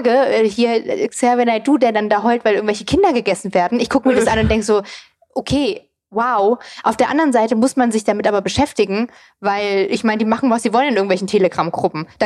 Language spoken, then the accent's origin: German; East Germany, Germany; born there; ich bin ja auch im Osten zum Beispiel geboren